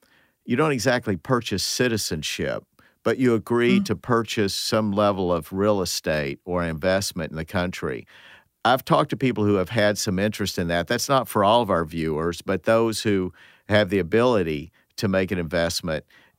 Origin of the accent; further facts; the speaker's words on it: Appalachia, near Knoxville, Tennessee, United States; now in St. Louis, United States; I grew up in Appalachia, not far from Knoxville, Tennessee